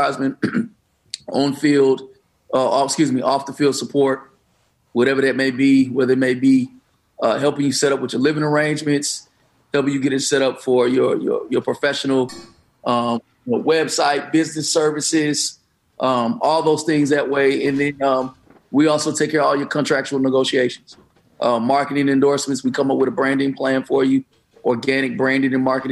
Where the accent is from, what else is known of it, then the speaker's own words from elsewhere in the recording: Detroit, Michigan, United States; I'm from Detroit